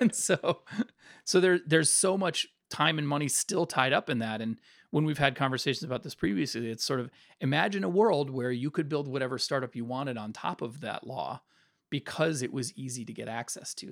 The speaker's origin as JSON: {"language": "English", "region": "Northern Virginia", "country": "United States", "said": "I'm from Northern Virginia"}